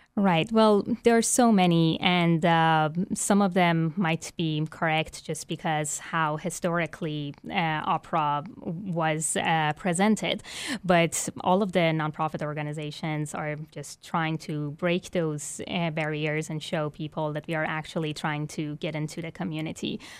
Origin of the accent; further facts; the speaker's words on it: Iran; now in Baton Rouge, United States; I was born and raised in Iran, an Islamic country that does not consider music legitimate